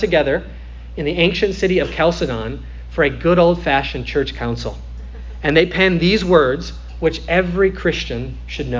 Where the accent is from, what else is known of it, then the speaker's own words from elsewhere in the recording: Midwest, United States; now in Florida, United States; I come from the Midwest